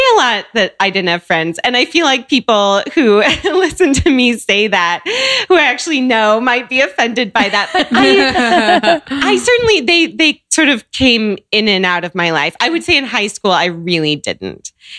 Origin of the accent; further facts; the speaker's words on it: Seattle, Washington, United States; Yeah, I grew up in Seattle. I grew up with just a mom, single mom, and me.